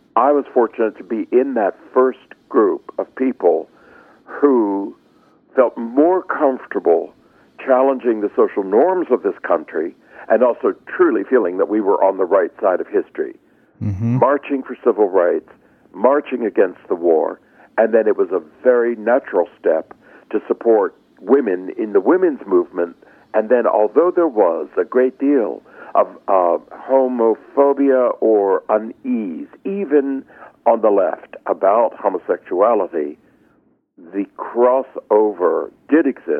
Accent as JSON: {"language": "English", "town": "Philadelphia", "region": "Pennsylvania", "country": "United States", "said": "I come from Philadelphia and was raised a Quaker"}